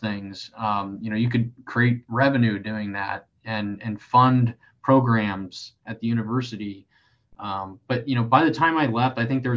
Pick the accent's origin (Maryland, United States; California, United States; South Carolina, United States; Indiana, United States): Indiana, United States; Elkhart; moved away as an adult; now in Columbus, United States; I'm from Elkhart, Indiana, so there's a lot of manufacturing in that area